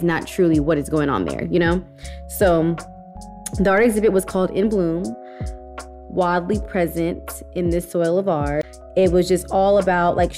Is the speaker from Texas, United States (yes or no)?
yes; Houston, Texas, United States; we're all from Houston